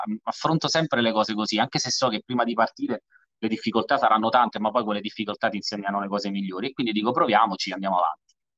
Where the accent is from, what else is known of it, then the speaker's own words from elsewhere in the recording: Salerno, Campania, Italy; io sono salernitano